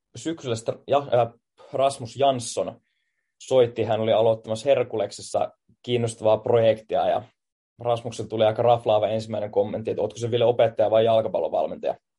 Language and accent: Finnish; Finland; moved away as an adult; now in Tallinn, Estonia; Mä tuun Suomesta JIKosta